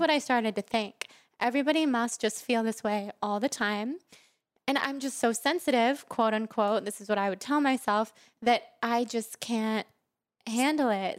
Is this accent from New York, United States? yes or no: no; Sacramento, California, United States; moved away as an adult; now in Los Angeles, United States; I grew up in Sacramento, mm-hmm. California